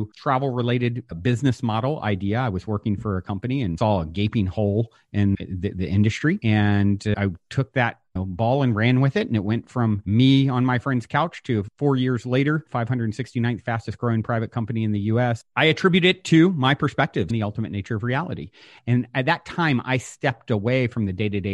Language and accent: English; Virginia, United States; now in California, United States; I grew up on the East Coast in Virginia. I currently live in California.